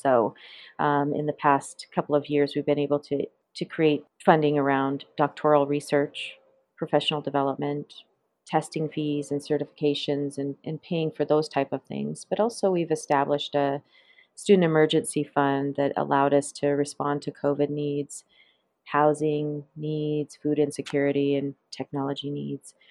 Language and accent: English; Flathead Indian Reservation, Northwest Montana, United States; I grew up on the Flathead Indian Reservation there